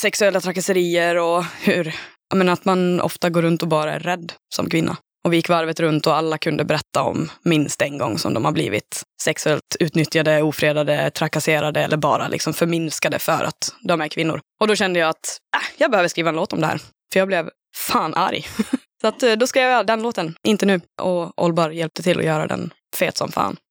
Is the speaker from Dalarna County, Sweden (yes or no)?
yes; Dalarna County, Sweden; accent: dalmål; now in Gothenburg, Sweden; Det är ju jag, Gammo och John som är från Dalarna allihop